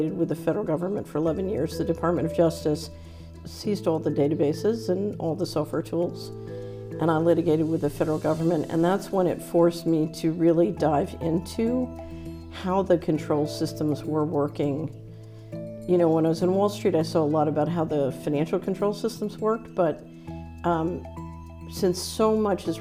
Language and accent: English; Philadelphia, Pennsylvania, United States; moved away; also born or lived in Washington; I grew up in Philadelphia.